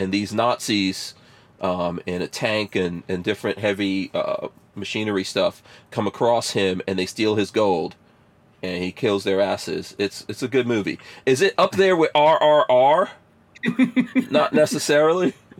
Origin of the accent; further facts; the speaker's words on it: India; I'm Indian, and I can say this shit. I want to see the Indians put some people.